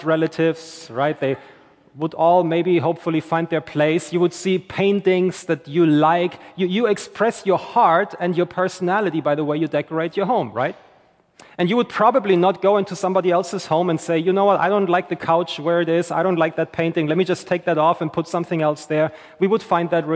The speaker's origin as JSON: {"language": "English", "country": "Germany", "also_born_or_lived": "St. Johns County, Florida", "moved": "yes", "lives_now": "Florida, United States", "said": "I'm originally from Germany"}